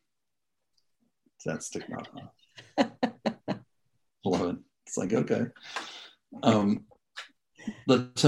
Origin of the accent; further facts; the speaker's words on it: Galesburg, Illinois, United States; moved away as an adult; also born or lived in North Carolina / Washington, District of Columbia, United States; now in Colorado Springs, United States; I grew up in Galesburg, Illinois